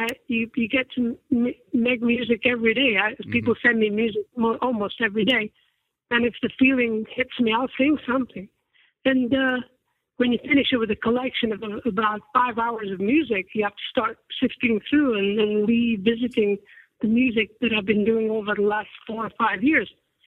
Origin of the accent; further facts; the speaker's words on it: Accrington, North West England, United Kingdom; I come from Accrington, which is a small town north of Manchester